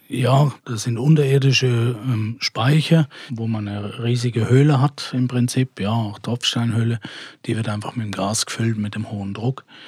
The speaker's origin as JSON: {"language": "German", "country": "Switzerland", "said": "bei uns in der Schweiz"}